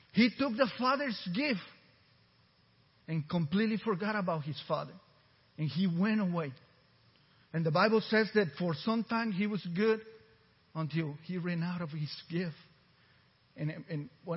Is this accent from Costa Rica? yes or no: yes; Costa Rica; first language Spanish; English is a second language; now in Texas, United States; I was born in Central America, Costa Rica, and I seen hunger for real